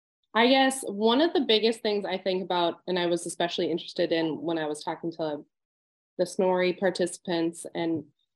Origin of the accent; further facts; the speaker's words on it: Northeast North Dakota, United States; now in St. Paul, United States; I was raised in Northeast North Dakota, surrounded by my many Icelandic aunts, uncles, and cousins. I now live and work in St. Paul, Minnesota. My love of my Icelandic heritage was strengthened by stories, traditions, and of course, food.